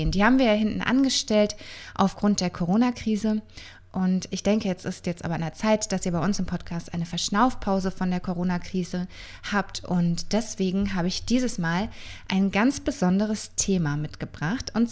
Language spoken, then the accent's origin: German; Würzburg, Bavaria, Germany; also born or lived in Berlin; Ich bin nämlich gebürtige Würzburgerin, bin in der Sanderau aufgewachsen und dann nach dem Abi mit 19 nach Berlin gezogen.